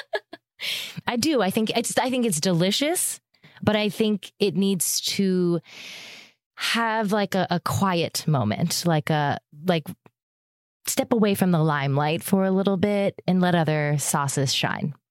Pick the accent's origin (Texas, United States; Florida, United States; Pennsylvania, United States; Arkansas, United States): Pennsylvania, United States; Erie; moved away; also born or lived in Chicago; I'm from Erie, Pennsylvania